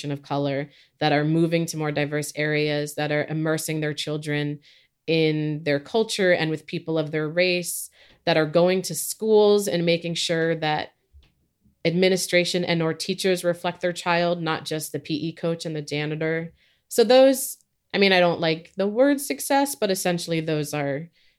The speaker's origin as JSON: {"language": "English", "region": "California", "country": "United States", "tie": "born or raised there", "also_born_or_lived": "Philippines / New Zealand", "said": "I am Filipino. I was born in the Philippines. I grew up in both New Zealand and California."}